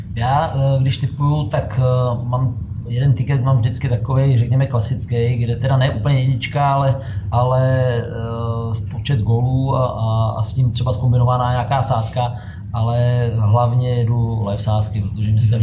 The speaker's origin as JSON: {"language": "Czech", "country": "Czechia", "said": "jsme my Češi"}